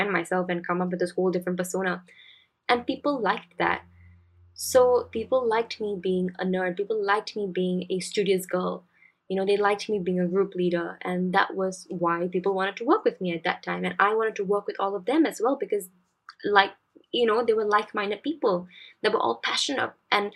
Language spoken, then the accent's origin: English; Singapore; as Singaporean students